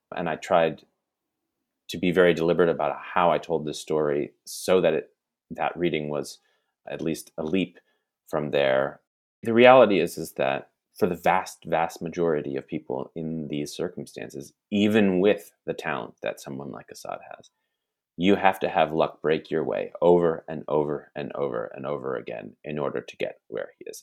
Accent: United States; as an American who does believe in the American project

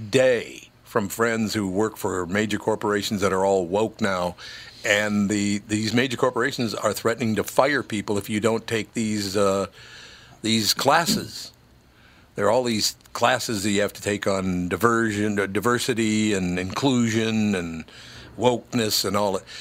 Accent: Minneapolis, Minnesota, United States; also born or lived in Grand Forks, North Dakota; that I grew up in North Minneapolis.

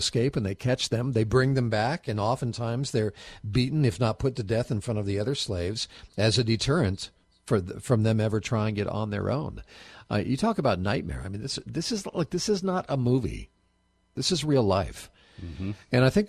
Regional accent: United States; I was born in the United States of America

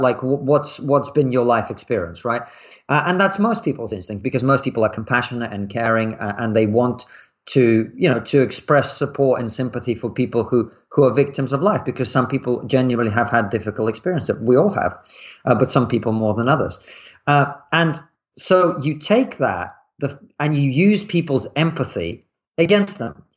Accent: Russia; moved away; I grew up in Russia in the nineties

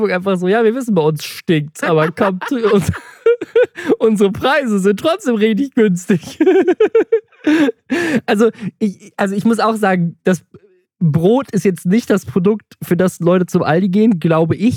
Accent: Southern Germany, Germany; Wenn ich, ich komme auch, auch aus dem Süden, ich muss dazu stimmen.

